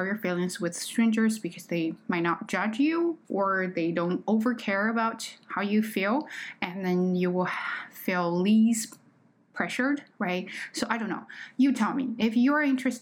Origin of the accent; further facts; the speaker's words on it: China; accent: Chinese; English is a second language; moved away; I am just not a native speaker. Okay, I am Chinese